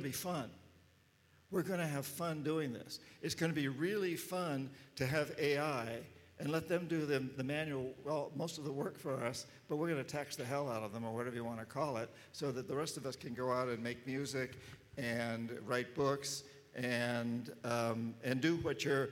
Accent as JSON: {"language": "English", "country": "United States", "said": "being an American"}